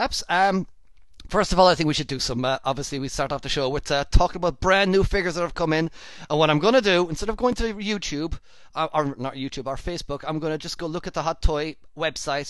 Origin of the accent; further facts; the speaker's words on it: Ireland; now in United Kingdom; I'm Irish. I live in the UK.